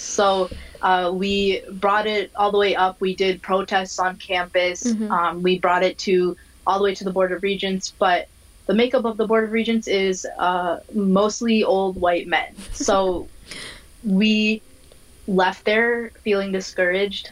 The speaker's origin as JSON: {"language": "English", "region": "Minnesota", "country": "United States", "tie": "born or raised there", "said": "I am from Minnesota. I was born and raised here"}